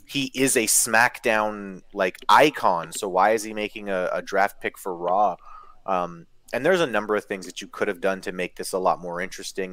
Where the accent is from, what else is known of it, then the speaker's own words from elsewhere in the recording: Canada; i'm canadian